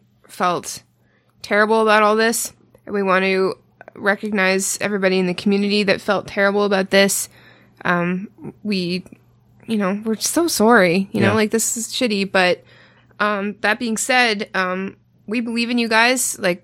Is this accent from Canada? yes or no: yes; Canada; for anybody who's where I am from specifically in Canada, …'s …. Because I am from the Valley.